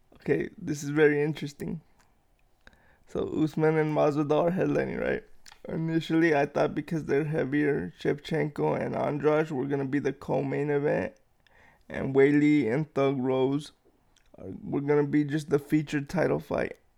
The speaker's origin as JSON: {"language": "English", "town": "Los Angeles", "region": "California", "country": "United States", "moved": "yes", "lives_now": "Riverside, United States", "said": "I'm originally from Los Angeles, so I say three two three, but I live in Riverside now, so it's nine five one"}